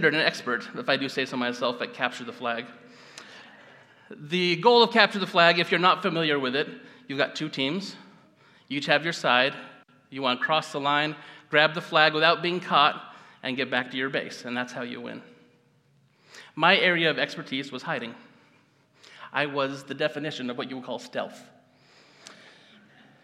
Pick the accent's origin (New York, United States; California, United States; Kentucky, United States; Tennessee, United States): California, United States; Gridley; I grew up in Gridley, just up the road.